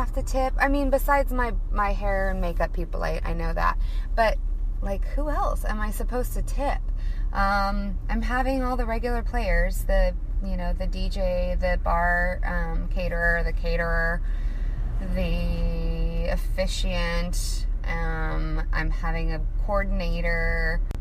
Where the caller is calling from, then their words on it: Portland, Oregon, United States; I am calling you from Portland, Oregon